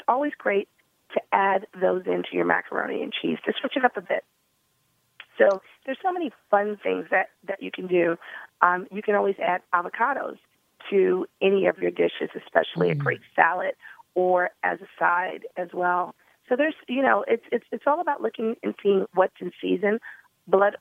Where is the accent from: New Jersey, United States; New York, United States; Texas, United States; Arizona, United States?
New York, United States; New York City; You're in my hometown